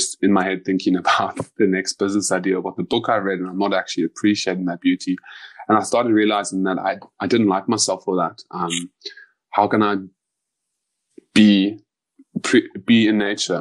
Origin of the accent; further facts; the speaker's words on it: South Africa; I'm South African.